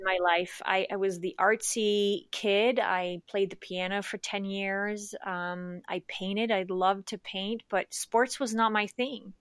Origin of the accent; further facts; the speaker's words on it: Switzerland; moved away as an adult; also born or lived in Larchmont, New York / East Coast, United States; now in United States; I was born and raised in Switzerland.